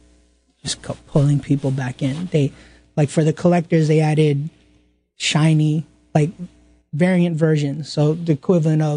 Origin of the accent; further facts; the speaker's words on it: New York City, New York, United States; I grew up in Flushing, Queens